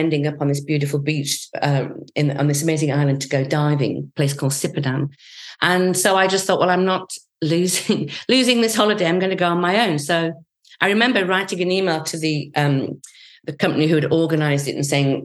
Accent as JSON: {"language": "English", "region": "Yorkshire and the Humber", "country": "United Kingdom", "tie": "born or raised there", "said": "I was born and brought up in Yorkshire"}